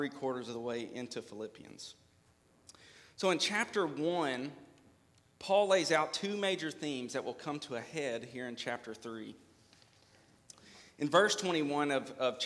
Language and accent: English; Hopkinsville, Kentucky, United States; also born or lived in Trenton, Kentucky; now in Clarksville, United States; I am from Hopkinsville, Kentucky, born and raised